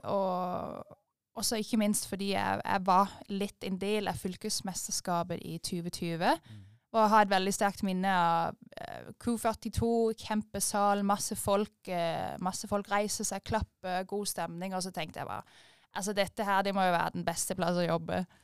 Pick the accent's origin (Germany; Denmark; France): Denmark; moved away as an adult; now in Øvrebø, Norway; jeg er født og oppvokst i Danmark, på landet, i en liten by under 1000 innbyggere.